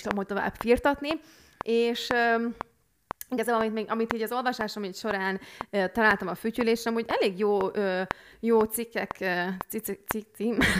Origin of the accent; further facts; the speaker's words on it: Hungary; moved away; hiába a külföldön élünk, de akkor is magyarok vagyunk